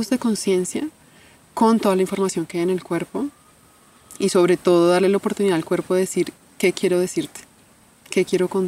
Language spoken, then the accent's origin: Spanish; Bogotá, Colombia; born there; Yo nací en Colombia ya hace 35 años. Nací en Colombia.